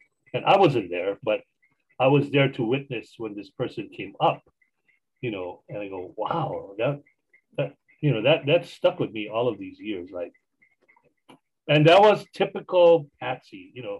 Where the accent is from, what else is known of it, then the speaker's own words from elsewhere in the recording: Hawaii, United States; And, you know, I'm a Hawaiian musician. I still do it.